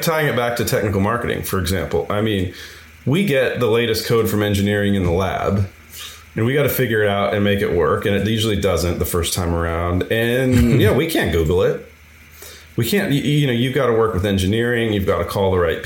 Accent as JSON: {"language": "English", "town": "San Francisco", "region": "California", "country": "United States", "said": "I'm from San Francisco"}